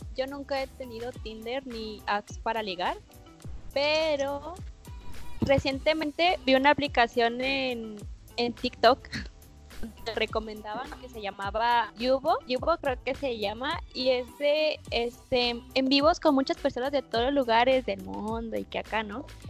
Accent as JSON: {"language": "Spanish", "town": "Guadalajara", "region": "Jalisco", "country": "Mexico", "said": "Yo soy de, de Jalisco y yo soy de Guadalajara"}